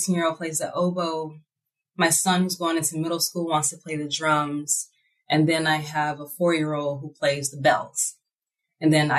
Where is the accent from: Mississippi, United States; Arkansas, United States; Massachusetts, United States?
Mississippi, United States; Natchez; I'm from Natchez, Mississippi, where Richard Wright is from